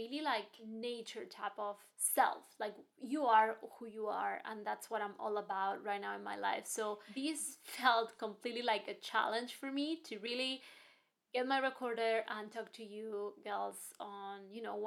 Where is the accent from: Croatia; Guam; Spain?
Spain; moved away as an adult; also born or lived in Hong Kong / New York; now in London, United Kingdom; I'm from Spain. I was born and raised in Spain, and then my life took me to Hong Kong for studies, and then I ended up in New York for my postgraduate